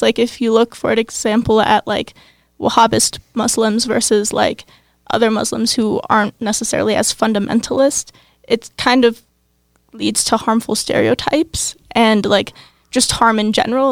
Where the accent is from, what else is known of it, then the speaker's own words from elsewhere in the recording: Cincinnati, Ohio, United States; I'm from Cincinnati, Ohio.